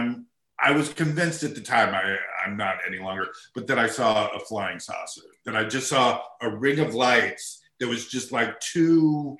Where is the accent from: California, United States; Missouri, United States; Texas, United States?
Texas, United States; I grew up in Texas